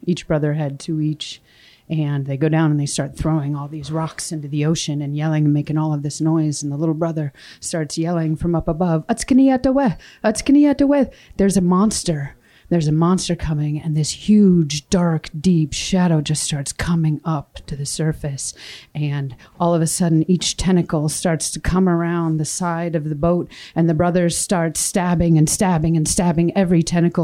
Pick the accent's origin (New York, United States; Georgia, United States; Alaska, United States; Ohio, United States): Alaska, United States; Wrangell; I was born and raised a little farther south from here, you know, on Wrangell.